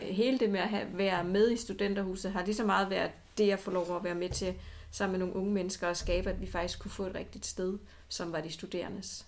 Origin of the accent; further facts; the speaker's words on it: Odense, Southern Denmark, Denmark; jeg er jo øh, Odenseaner, har boet det meste af mit liv i Odense.